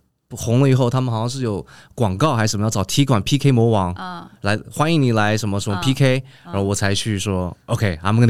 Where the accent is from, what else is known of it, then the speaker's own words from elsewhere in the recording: San Francisco, California, United States; Chinese is a second language; now in Taipei, Taiwan; 虽然我还是我的我的家乡可能还在美国旧金山，